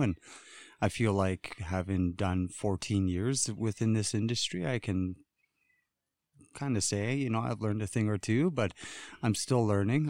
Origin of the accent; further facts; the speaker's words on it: Wrigley, Northwest Territories, Canada; I hail from Pitsaki First Nations, which is Wrigley. Um, it's, uh, the Highway one. It's the end of the all-season road. And, um, that's where I'm from